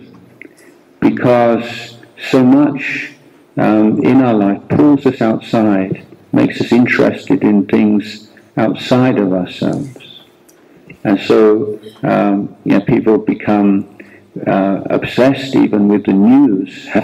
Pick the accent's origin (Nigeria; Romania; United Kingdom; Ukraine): United Kingdom; England; moved away as an adult; also born or lived in India; now in Thailand; I was born in England and lived more than 17 years in England, and then I left England